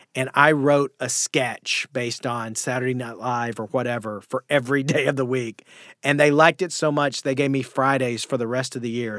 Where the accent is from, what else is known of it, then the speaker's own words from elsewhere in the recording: Sulphur Springs, Texas, United States; now in Los Angeles, United States; the name of the town I'm from is called Sulphur Springs, Texas